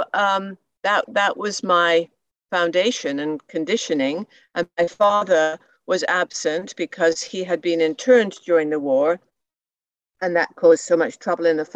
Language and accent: English; England, United Kingdom; moved away as an adult; also born or lived in Montreal, Canada / Toronto, Canada; now in Hornby Island, Canada; I was born in England at the tail end of World War II